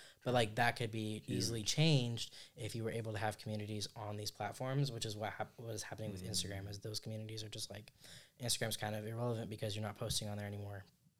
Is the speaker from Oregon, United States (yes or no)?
yes; Oregon, United States; I'm from Oregon